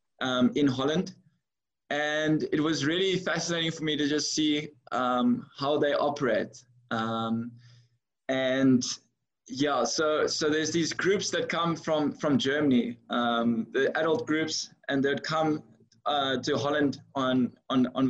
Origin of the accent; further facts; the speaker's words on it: George, Western Cape, South Africa; also born or lived in Philippines / Netherlands; I was born and raised in George